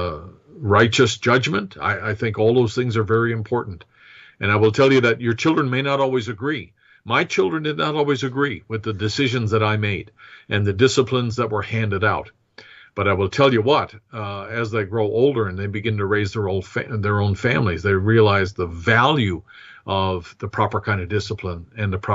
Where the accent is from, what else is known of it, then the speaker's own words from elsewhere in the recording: United States; as an American